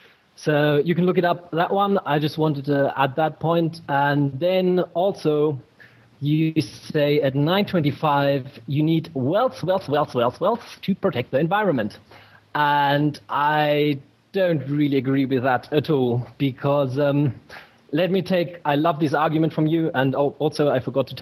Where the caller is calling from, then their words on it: Germany; Yeah, so I'm calling from Germany. Hello from Germany.